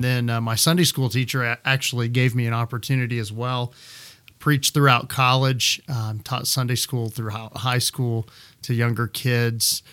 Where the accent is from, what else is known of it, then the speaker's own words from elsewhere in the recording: Midland, Texas, United States; moved away as an adult; also born or lived in Florida / Kansas City; I am a native Midlander. Uh, I grew up in Midland